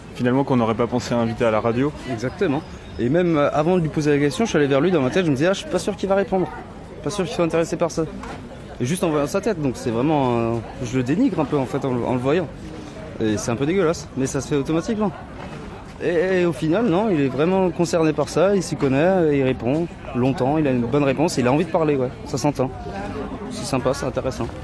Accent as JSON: {"language": "French", "country": "Russia", "second_language": "French", "moved": "yes", "said": "le français et moi ça fait deux, mais après je rappelle que je suis russe"}